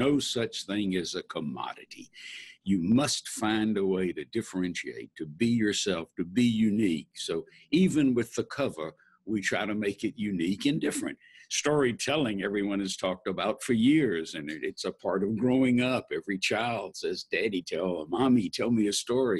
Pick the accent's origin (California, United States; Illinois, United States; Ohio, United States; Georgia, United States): Georgia, United States; Atlanta; I was born and raised in Atlanta